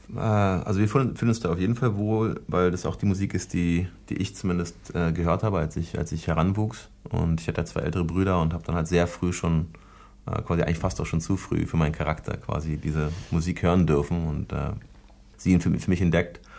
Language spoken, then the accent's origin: German; Germany; ich bin ja Deutscher auch und jedenfalls halb Deutscher